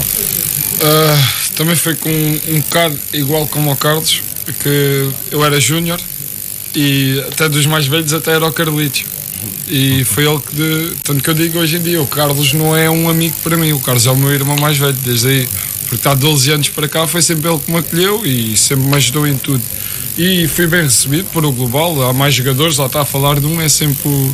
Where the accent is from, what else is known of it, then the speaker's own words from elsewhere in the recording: Montijo, Setúbal, Portugal; não sou natural do Montijo, mas também fui criado aqui, sou daqui, sou do Montijo.